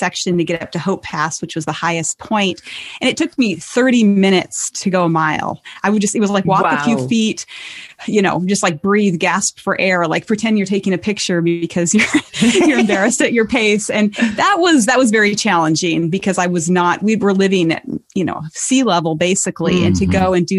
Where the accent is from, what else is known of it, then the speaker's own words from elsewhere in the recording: Montana, United States; my home state is Montana